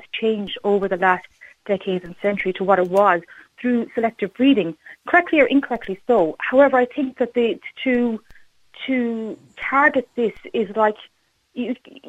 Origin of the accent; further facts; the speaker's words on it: Ireland; I'm an Irish person, I'm living in Ireland